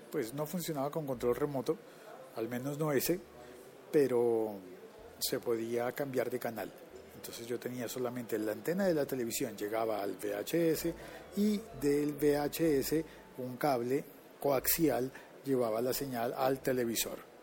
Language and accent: Spanish; Colombia